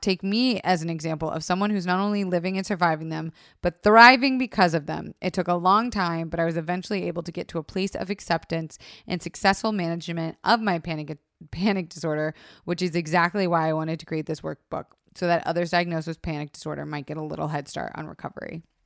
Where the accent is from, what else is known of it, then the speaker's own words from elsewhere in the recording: Florida, United States; I was raised in Florida